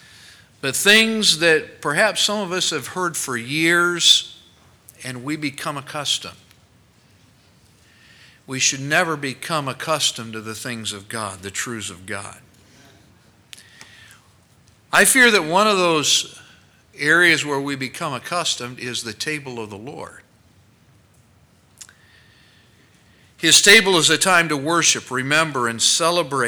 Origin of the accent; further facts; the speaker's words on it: United States; We as Americans